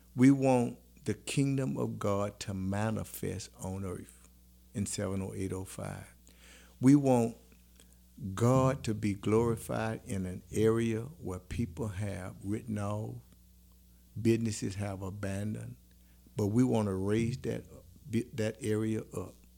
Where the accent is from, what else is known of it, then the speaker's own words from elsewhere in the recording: New Roads, Louisiana, United States; boys from New Roads